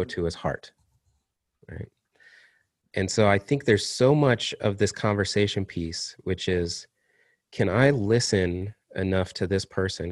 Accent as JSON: {"language": "English", "town": "Kalamazoo", "region": "Michigan", "country": "United States", "tie": "born or raised there", "moved": "yes", "said": "I was up in in my hometown of Kalamazoo"}